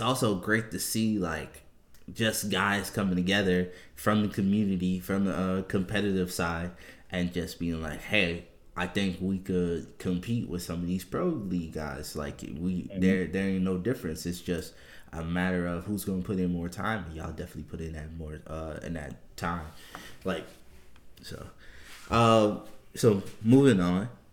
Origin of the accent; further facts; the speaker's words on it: New Orleans, Louisiana, United States; moved away; I'm originally from New Orleans